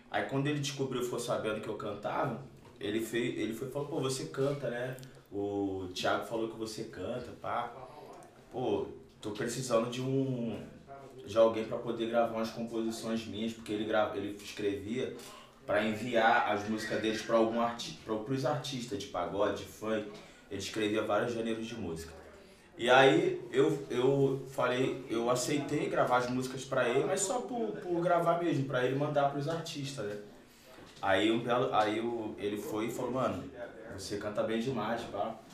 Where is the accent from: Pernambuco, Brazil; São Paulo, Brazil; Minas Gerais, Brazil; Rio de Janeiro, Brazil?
Rio de Janeiro, Brazil; São João de Meriti; E eu sou lá de São João de Meriti, Rio